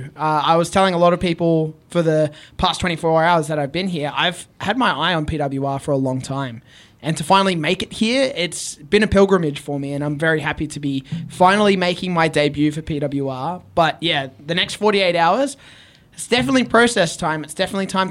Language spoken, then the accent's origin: English; Australia; I'm a wrestler from Australia